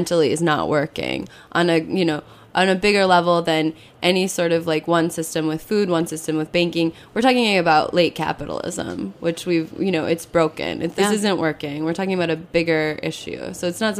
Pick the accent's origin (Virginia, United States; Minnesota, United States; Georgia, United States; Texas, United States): Minnesota, United States; now in New York, United States; I'm from Minnesota